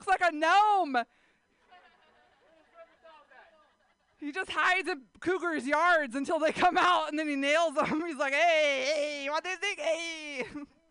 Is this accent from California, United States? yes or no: yes; San Jose, California, United States; I grew up in San Jose